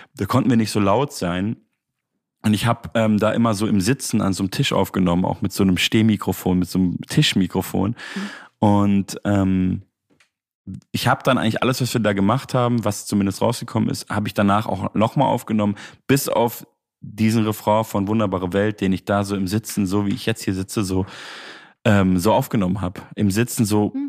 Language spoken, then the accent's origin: German; Munich, Bavaria, Germany; Ich komme ja eigentlich aus München